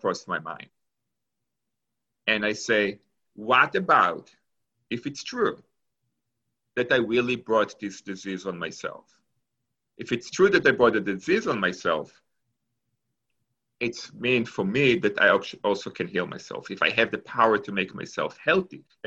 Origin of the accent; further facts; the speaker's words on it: Israel; English is a second language; moved away as an adult; also born or lived in Argentina; now in Pittsburgh, United States; So I was born in Argentina. And when I was 3 years old, my family moved to Israel. And I grew up in Israel until after I finished high school.